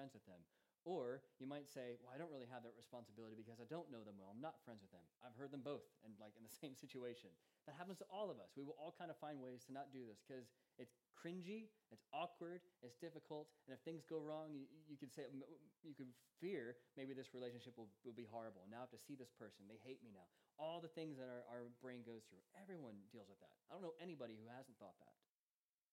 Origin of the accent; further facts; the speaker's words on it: United States; now in Charlton, United Kingdom; I'm American